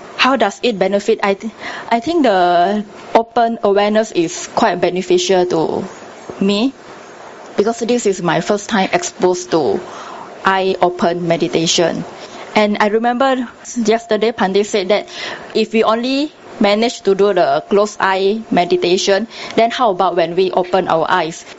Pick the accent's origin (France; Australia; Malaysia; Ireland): Malaysia; Tanah Merah, Kelantan; I was exposed to meditation when I was very young in my hometown